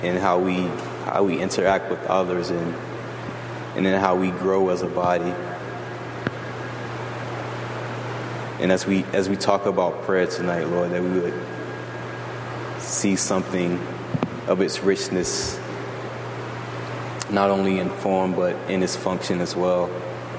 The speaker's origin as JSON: {"language": "English", "region": "the South", "country": "United States", "tie": "born or raised there", "moved": "yes", "said": "growing up in the South"}